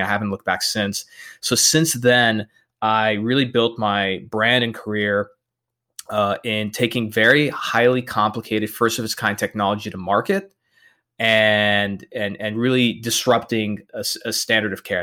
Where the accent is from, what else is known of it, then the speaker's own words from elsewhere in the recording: El Paso, Texas, United States; I'm born and raised in El Paso, Texas